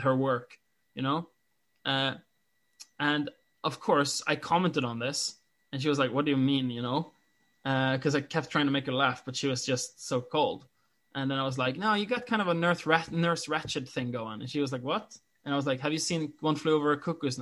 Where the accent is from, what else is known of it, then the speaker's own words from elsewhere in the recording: Norway; English is a second language; I'm Norwegian